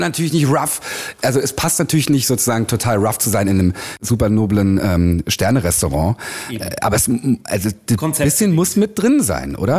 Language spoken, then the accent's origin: German; Berlin, Germany; wir als gebürtige Berliner